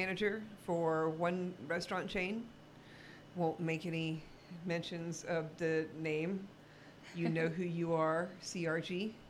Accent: the South, United States; I'm not a good old boy. I was raised in the South by a good Christian family.

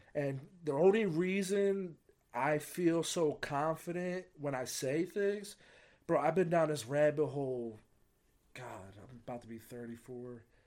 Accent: United States; I got to grow up in a great country

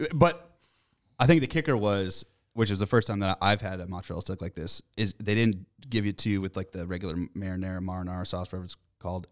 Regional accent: Massachusetts, United States; I'm from Mass

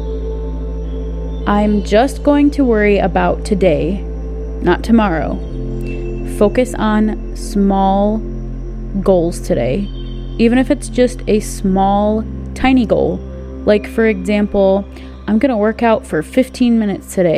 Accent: United States; I'm American, but my family is originally from Quebec.

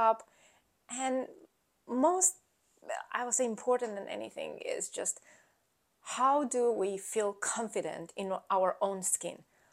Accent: Romania; English is a second language; moved away as an adult; now in Pennsylvania, United States; I was born in Romania.

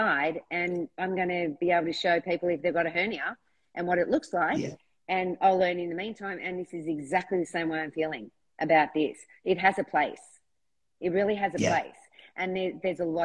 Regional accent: Australia; being an Australian

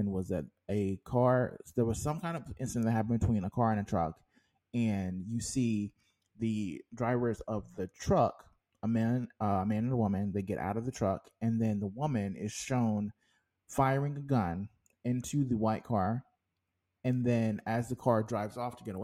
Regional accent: North Carolina, United States; I am from North Carolina

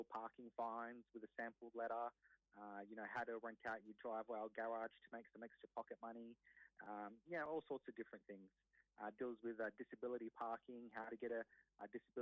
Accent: Sydney, New South Wales, Australia; also born or lived in Wollongong; born and raised in Sydney

